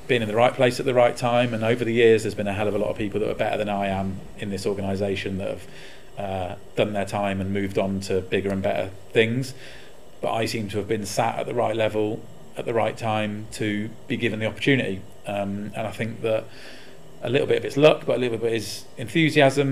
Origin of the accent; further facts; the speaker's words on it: Warwickshire, West Midlands, United Kingdom; my hometown, up in Warwickshire